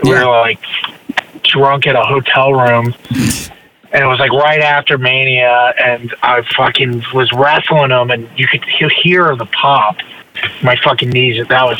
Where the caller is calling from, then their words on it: Florida, United States; Yeah, I'm in front of the weed store right now, actually.